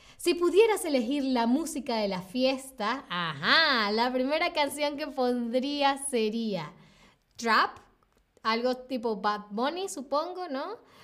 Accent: Venezuela; Soy de Venezuela, Sylvain. Soy de Venezuela

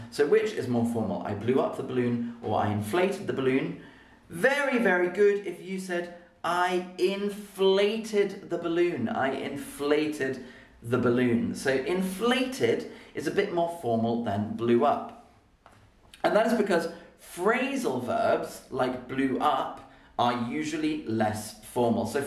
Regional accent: Birmingham, West Midlands, United Kingdom; Proper Birmingham. I'm from Birmingham and we saying it.

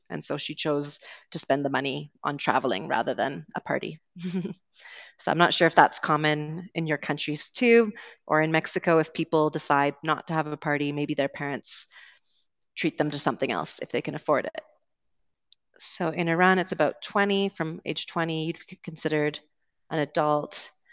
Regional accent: Canada; accent: Canadian; moved away as an adult; also born or lived in United Kingdom; I'm originally from Canada, so you will be hearing a Canadian accent today

